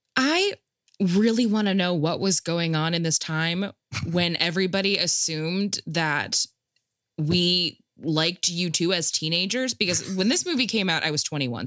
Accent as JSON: {"language": "English", "region": "Rust Belt Midwest", "country": "United States", "said": "I'm I'm from the Midwest, like Rust Belt Midwest"}